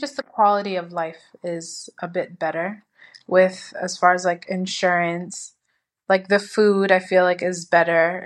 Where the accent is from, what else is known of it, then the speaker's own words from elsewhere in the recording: United States; moved away as an adult; now in Madrid, Spain; I'm from America